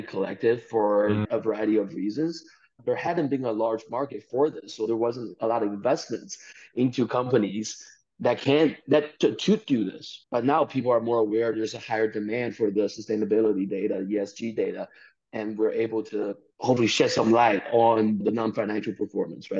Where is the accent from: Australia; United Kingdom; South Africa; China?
China; Chengdu, Sichuan; moved away; also born or lived in Beijing; I grew up in China in a, you know, small, quote-unquote, small town of 10 million people in southwest China called Chengdu